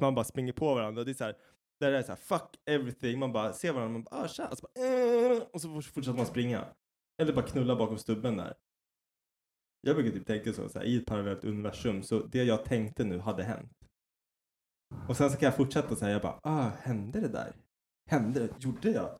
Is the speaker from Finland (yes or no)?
no; Sweden; jag är så jävla svensk